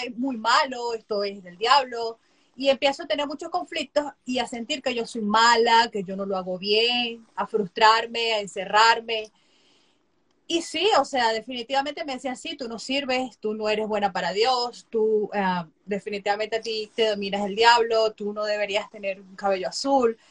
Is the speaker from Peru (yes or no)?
no; Venezuela; moved away as an adult; now in United States; soy venezolana, soy médico cirujano. Eh, me gradué en el 2017 de médico cirujano en Venezuela, en mi país